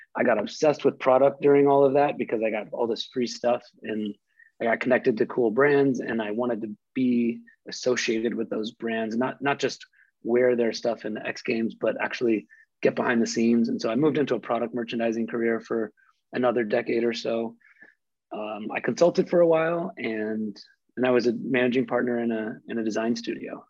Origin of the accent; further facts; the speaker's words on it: Midwest, United States; as someone growing up in the Midwest